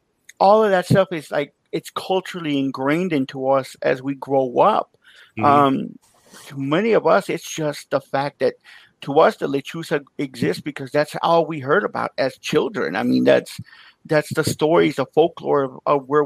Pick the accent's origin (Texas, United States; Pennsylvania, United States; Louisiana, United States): Texas, United States; West; now in Chicago, United States; I grew up in West Texas